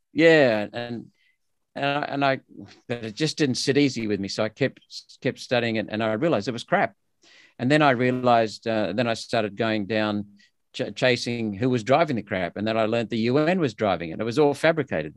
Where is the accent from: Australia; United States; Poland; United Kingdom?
Australia; born or raised there; also born or lived in India